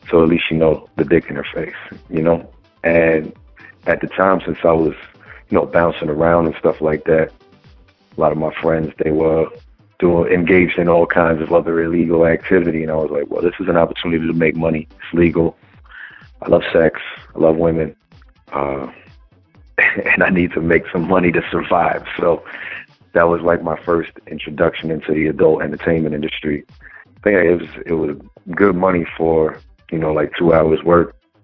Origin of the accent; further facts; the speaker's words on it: New Jersey, United States; also born or lived in Teaneck, New Jersey / Camden, New Jersey; I'm a Jersey boy. I grew up between Teaneck, Jersey City, and Camden, New Jersey.